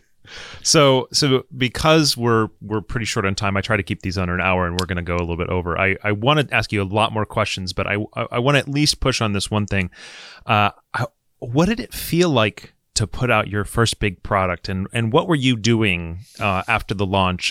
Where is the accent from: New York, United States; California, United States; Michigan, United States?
Michigan, United States; I grew up in Michigan